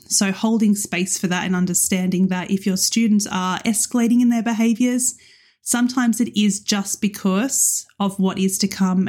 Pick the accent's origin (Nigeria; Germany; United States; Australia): Australia; moved away as an adult; also born or lived in Western Sydney; now in United Kingdom; as an Australian moving to the U K